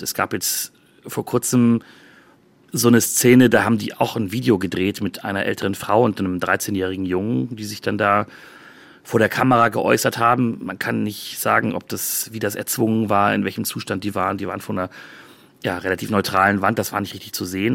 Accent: Germany; moved away as an adult; now in Tel Aviv, Israel; bei uns in Deutschland

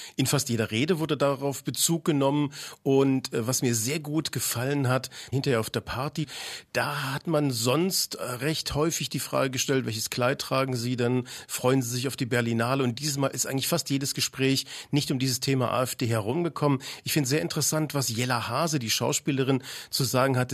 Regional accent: Leipzig, Saxony, Germany; aus meiner Heimatstadt, aus Leipzig

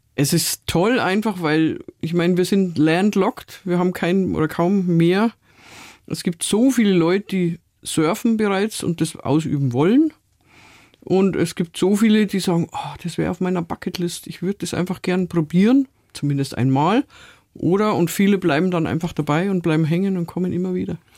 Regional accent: Munich, Bavaria, Germany; Ich bin ja in Stadtmitte aufgewachsen.

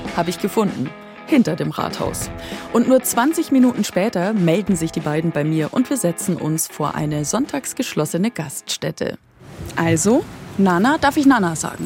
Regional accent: Weiden, Bavaria, Germany; moved away as an adult; also born or lived in Regensburg area / Deggendorf; now in Munich, Germany; Ich bin aufgewachsen in Weiden in der Oberpfalz

